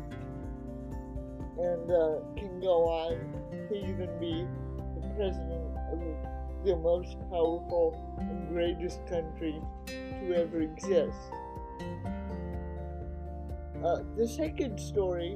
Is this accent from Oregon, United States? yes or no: yes; Oregon, United States; a 9-year-old kid growing up in Oregon